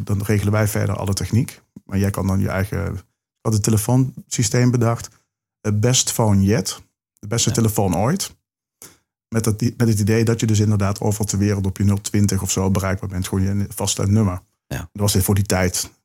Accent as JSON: {"language": "Dutch", "region": "Limburg", "country": "Netherlands", "accent": "Limburgish", "said": "dat is mijn uh, Limburgse accent"}